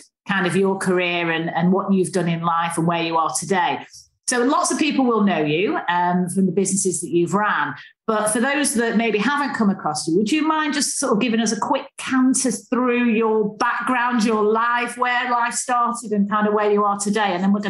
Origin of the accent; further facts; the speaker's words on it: United Kingdom; We're very British in that sense, of course.